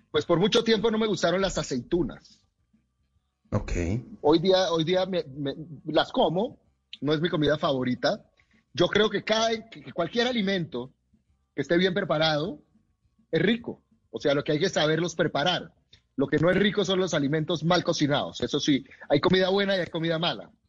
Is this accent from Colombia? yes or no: yes; Colombia; Eh, yo soy nacido en Colombia, soy colombiano, he vivido aquí toda mi vida, soy orgulloso de mi país y conozco muy bien nuestra comida.